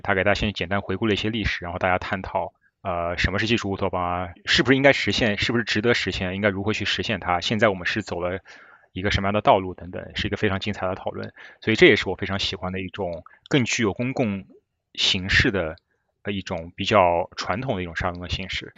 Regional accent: Shanghai, China; moved away as an adult; also born or lived in Beijing, China / Michigan, United States; now in New York, United States; 我上海人嘛

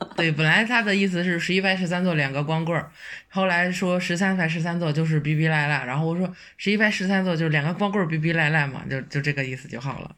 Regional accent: Hebei, China; 土生土长的河北，北方人

